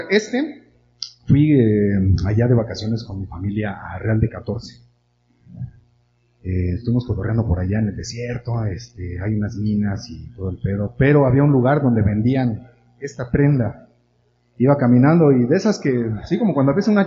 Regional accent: Mexico; somos mexicanos, no me da vergüenza ser mexicano

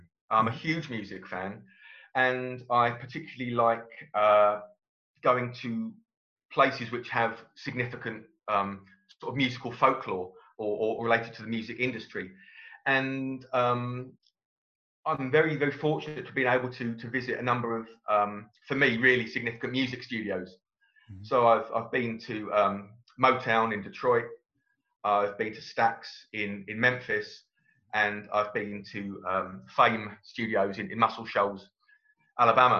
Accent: Brighton, South East England, United Kingdom; I was born in Brighton, and I've lived in Brighton all my life, apart from my time away at university

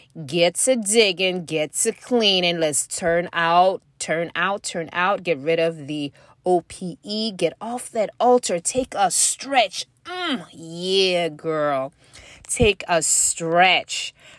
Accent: Nigeria; you know I've talked about my experience growing up in West Africa as a girl and the expectations, the cultural expectations, not necessarily even from my own, you know, parents, although there was, you know, coming from a Nigerian family anyway

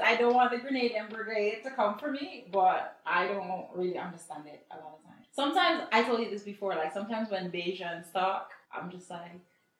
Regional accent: Antigua & Barbuda; moved away; also born or lived in Jamaica; I also wanted to say, like, even though I was born in Jamaica, like, my entire family is Jamaican. Mm-hmm. I grew up in Antigua.

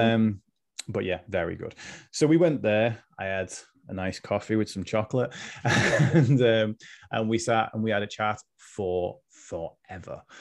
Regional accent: Liverpool, North West England, United Kingdom; now in West Lancashire, United Kingdom; I'm originally from Liverpool, which people might be able to tell from my accent, but I'm I'm in West Lancs now

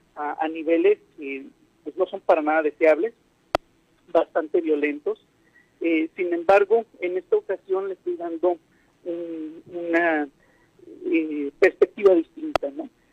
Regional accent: Mexico; los mexicanos particularmente los mexicanos

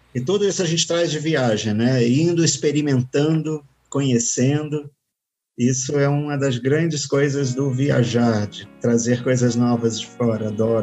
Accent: Rio de Janeiro, Brazil; Eu sou carioca. Se você vai na minha cidade, no Rio de Janeiro

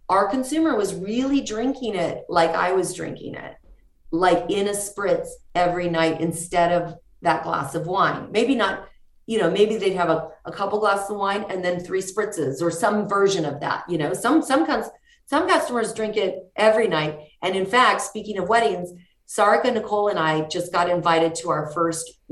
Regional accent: Mexico; the fact that we're from Mexico and we saw so much like wood in Mexico.

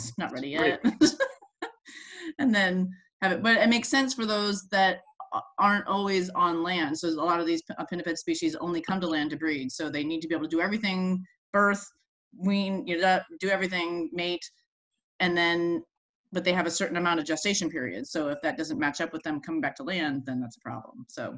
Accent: Florida, United States; Because where, like, I came from Florida where there are no seals.

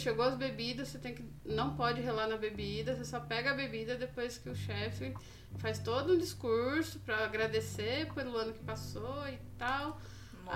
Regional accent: Brazil; moved away as an adult; also born or lived in Japan; só eu de brasileiro aqui

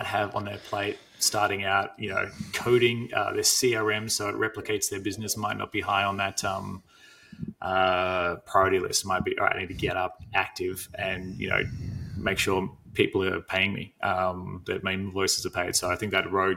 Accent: Australia; as an Australian

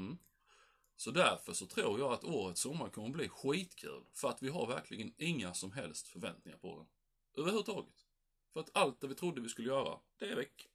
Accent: Sweden; vi svenskar

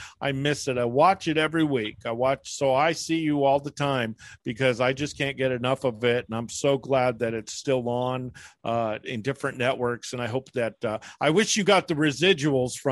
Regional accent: Northern California, United States; I'm from Northern California

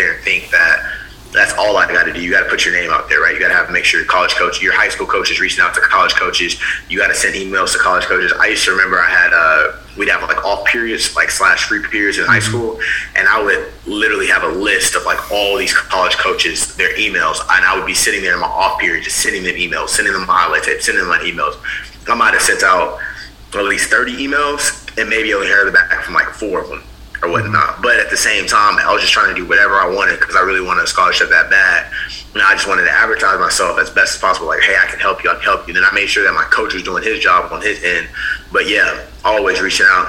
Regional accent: Houston, Texas, United States; I'm from Houston, Texas, born and raised

